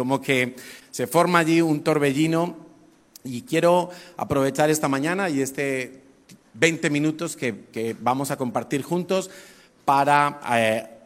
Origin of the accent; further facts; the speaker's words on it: Madrid, Community of Madrid, Spain; born there; nací en Madrid hace 53 años.